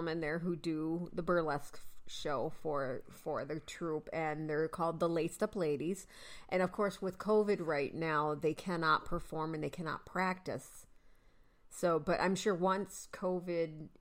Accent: Jamestown, New York, United States; coming from what I lovingly refer to my hometown as the Dirty J, we know that Jamestown is home to the National Comedy Center

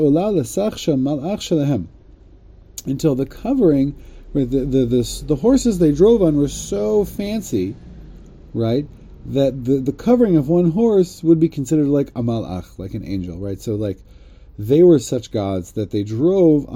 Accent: United States; growing up in America

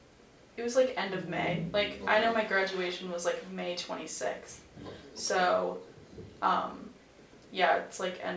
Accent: Midwest, United States; It's definitely different from where I'm from, because I'm from the Midwest.

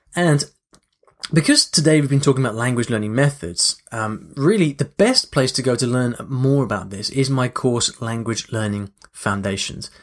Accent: London, United Kingdom; also born or lived in Paris; then went back to London and learnt languages back home in London as well

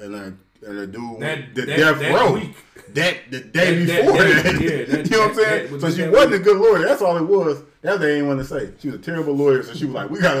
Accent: Aurora, Illinois, United States; everybody I grew up with from Aurora

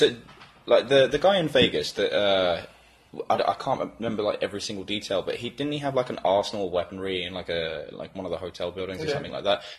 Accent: England, United Kingdom; moved away; I come from, obviously, England

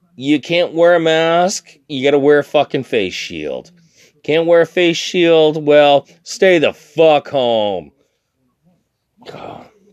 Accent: Canada; I'm Canadian

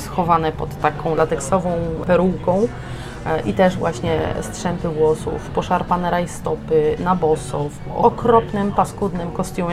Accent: Limanowa, Lesser Poland, Poland; now in Wrocław, Poland; Ja pochodzę z Limanowej, to jest miejscowość koło Nowego Sącza na południu Polski.

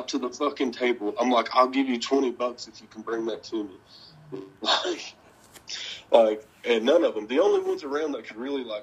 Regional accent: the South, United States; I am from the South.

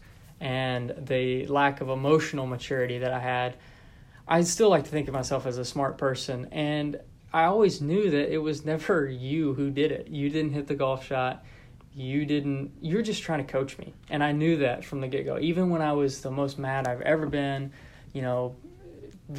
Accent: Texarkana, United States; I'm from Texarkana

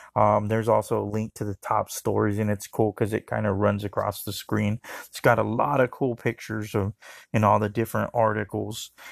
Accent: Arizona, United States; I'm from Arizona

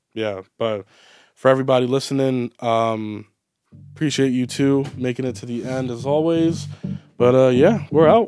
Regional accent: Baltimore, Maryland, United States; growing up in Baltimore

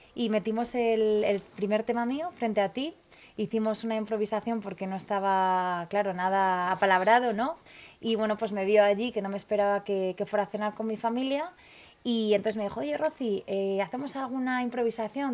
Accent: Valencian Community, Spain; moved away; also born or lived in Tenerife; en mi pueblo, en Valencia, Don Juan, en Collanza, como le llamamos nosotros

